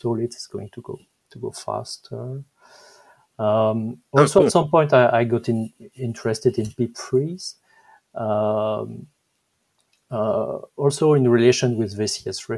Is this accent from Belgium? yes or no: yes; Belgium; accent: French; English is a second language; I'm Belgian. Maybe my French accent is showing